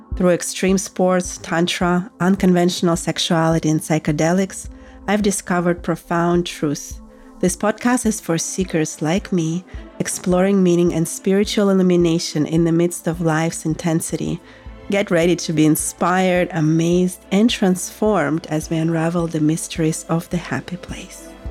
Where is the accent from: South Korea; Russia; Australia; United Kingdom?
Russia; moved away; I grew up in Russia, actually in post-Soviet Russia